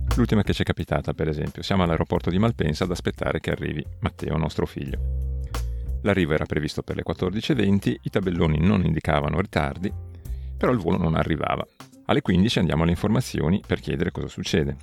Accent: Italy; moved away as an adult; L'Italia è, come già detto, volente o nolente, è anche il mio paese

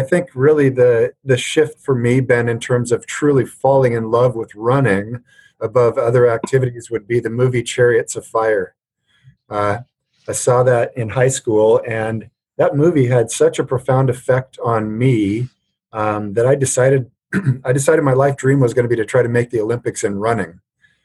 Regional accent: Alberta, Canada; moved away as an adult; now in United States; I grew up in Alberta, Canada, so we played a lot of hockey

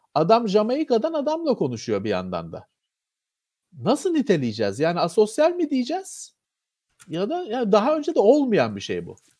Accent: Istanbul, Turkey; ben Bakırköylüyüm.

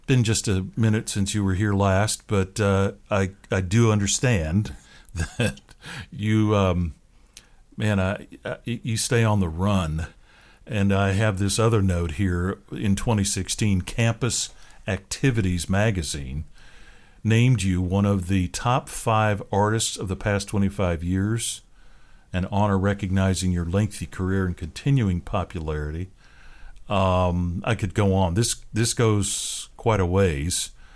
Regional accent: Seattle, Washington, United States; moved away; I grew up in the Seattle area

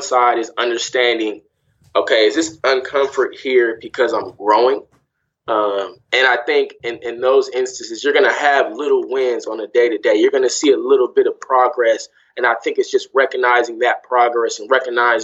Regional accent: Sacramento, California, United States; moved away as an adult; also born or lived in Greensboro, North Carolina / Cleveland, Ohio / Louisville, Kentucky / New York; I grew up in Sacramento, California

